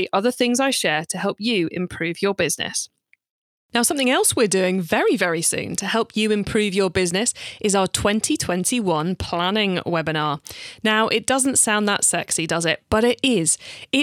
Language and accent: English; United Kingdom; I'm British